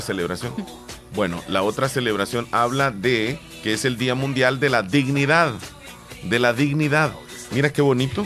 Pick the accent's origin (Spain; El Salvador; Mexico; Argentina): El Salvador; aquí en El Salvador